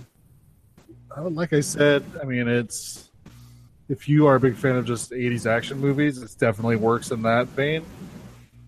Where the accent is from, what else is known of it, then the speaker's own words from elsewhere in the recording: United States; Our American citizenship.